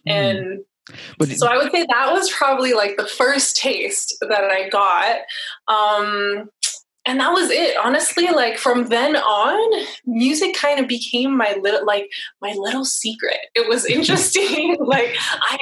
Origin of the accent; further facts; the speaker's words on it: Montreal, Quebec, Canada; moved away; also born or lived in California / San Diego; I'm from Montreal, Canada, and I had moved to California